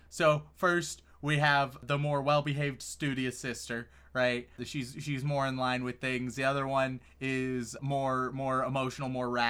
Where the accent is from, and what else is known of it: United States